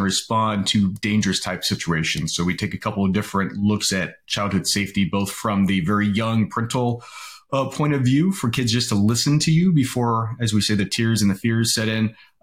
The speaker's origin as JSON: {"language": "English", "region": "California", "country": "United States", "tie": "born or raised there", "said": "I grew up in California"}